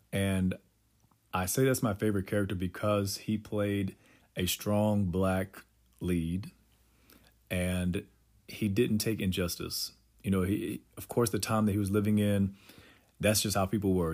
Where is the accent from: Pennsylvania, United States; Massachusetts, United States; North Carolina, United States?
North Carolina, United States; Durham; North Carolina and, you know, Durham is, is home. And so it was, it was good for me growing up there